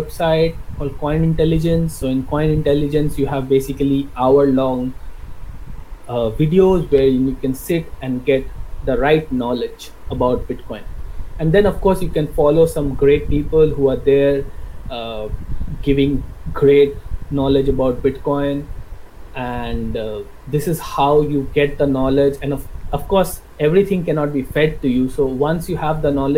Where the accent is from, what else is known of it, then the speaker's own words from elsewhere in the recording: West Bengal, India; I'm from West Bengal, India